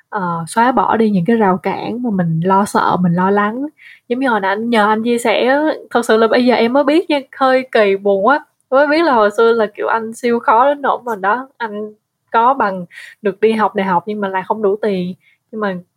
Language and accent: Vietnamese; Vietnam; người Việt mà ở nước ngoài